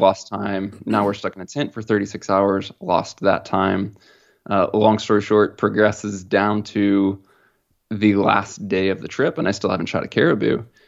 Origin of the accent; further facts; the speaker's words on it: Midwest, United States; growing up in the Midwest